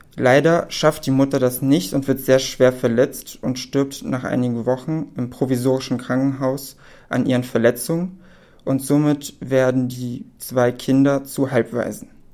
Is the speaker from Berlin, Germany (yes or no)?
yes; Berlin, Germany; also born or lived in Poland; ich bin gebürtig aus Polen, aber lebe schon mein ganzes Leben in Berlin